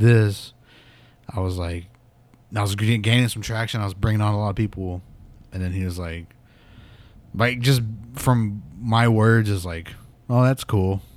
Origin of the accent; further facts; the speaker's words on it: Pawnee, Oklahoma, United States; moved away as an adult; I'm from Pawnee, and it was just, like, this small ass town